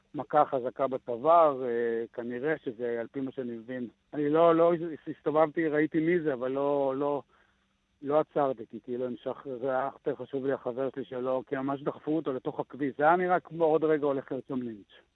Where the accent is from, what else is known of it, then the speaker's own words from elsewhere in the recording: Gevim, Southern District, Israel; אני מקיבוץ גבים